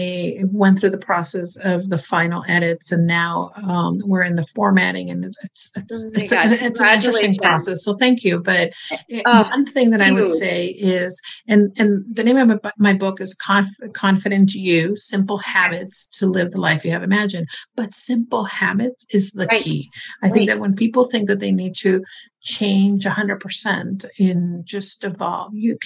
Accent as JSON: {"language": "English", "region": "New York", "country": "United States", "said": "I'm a New Yorker"}